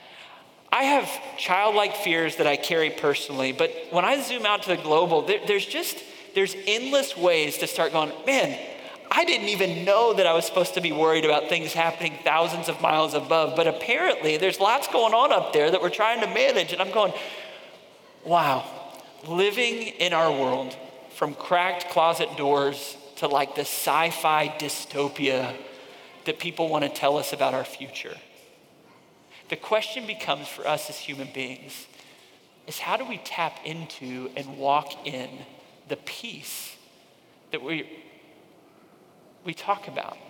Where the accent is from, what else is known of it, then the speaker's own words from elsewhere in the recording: Northeast, Connecticut, United States; moved away; I grew up in the Northeast for a significant part of my growing up, and I remember living in Connecticut, just outside of New York City